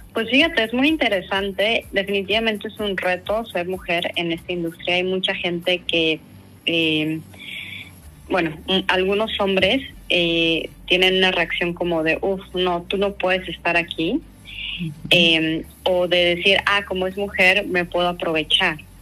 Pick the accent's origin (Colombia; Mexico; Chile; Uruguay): Mexico; Mexico City; moved away as an adult; also born or lived in Australia; yo soy originaria de la Ciudad de México